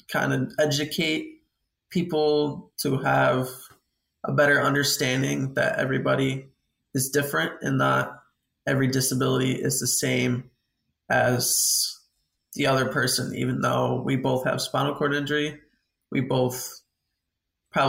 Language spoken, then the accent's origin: English; San Antonio, Texas, United States; I'm from San Antonio, Texas, training full time